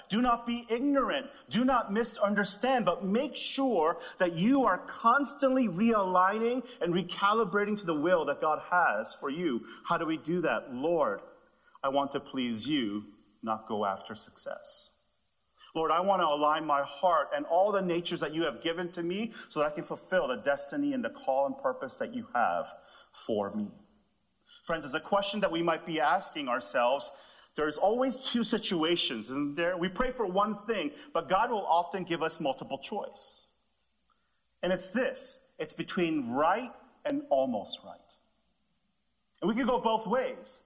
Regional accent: Canada; also born or lived in Texas; I'm, I'm from Canada

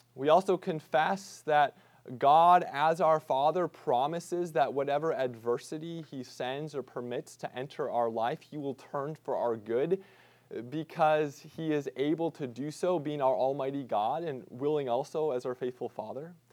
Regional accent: Midwest, United States; growing up in the Midwest

